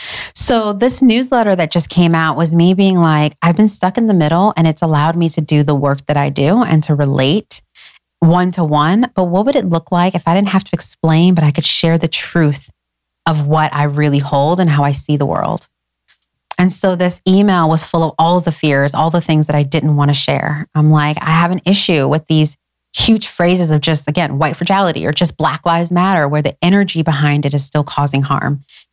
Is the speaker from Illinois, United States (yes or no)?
yes; Schaumburg, Illinois, United States; also born or lived in Detroit / Inglewood; grew up in a beautiful suburban, you know, Schaumburg, blue ribbon schools.